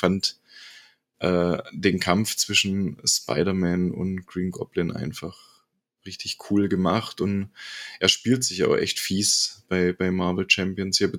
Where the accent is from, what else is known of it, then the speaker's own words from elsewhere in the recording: Bremen, Germany; ich bin aus Bremen.